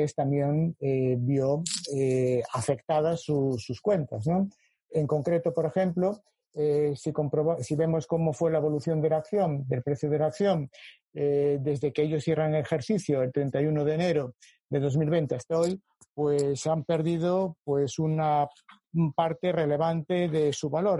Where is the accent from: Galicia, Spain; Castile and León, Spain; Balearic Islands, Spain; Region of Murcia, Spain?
Galicia, Spain; A Coruña; A Coruña es mi, ciudad. Eh, eh, nací en Coruña y soy profesor en su universidad